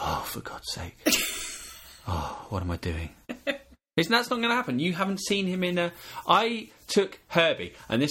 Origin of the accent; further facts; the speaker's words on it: England, United Kingdom; I'm English